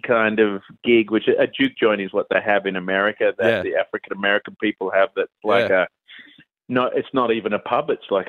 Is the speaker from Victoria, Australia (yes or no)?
yes; Melbourne, Victoria, Australia; also born or lived in Mullumbimby, New South Wales; now in Mullumbimby area, Australia; I'm from Melbourne originally.